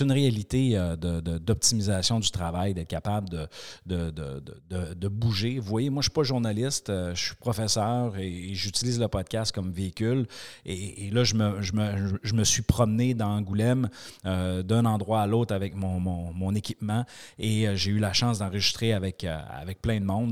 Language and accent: French; Quebec, Canada; je suis du Québec